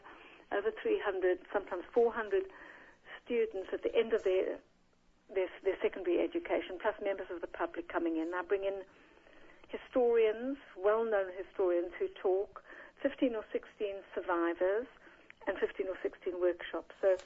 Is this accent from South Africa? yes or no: yes; South Africa; moved away as an adult; now in United Kingdom; I'm a South African, mm-hmm. from a Jewish mother and father, came to this country in 1970